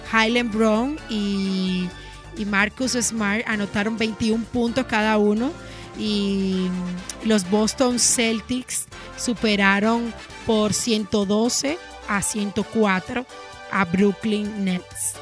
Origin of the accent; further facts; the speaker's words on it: Dominican Republic; moved away; los dominicanos nos caracterizamos por eso, siempre de mantenernos unidos y más cuando estamos fuera de nuestras tierras